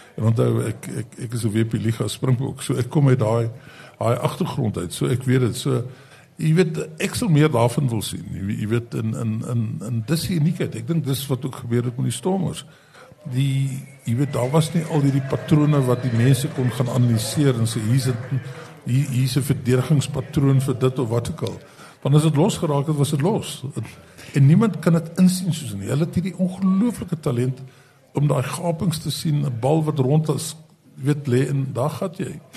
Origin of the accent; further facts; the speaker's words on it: South Africa; ons as Suid-Afrikaners